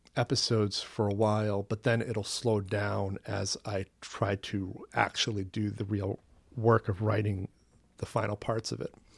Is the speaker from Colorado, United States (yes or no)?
no; Long Island, Maine, United States; also born or lived in Portland, Maine / Westbrook, Maine; my hometown is Long Island, Maine, which is in Casco Bay in the Gulf of Maine.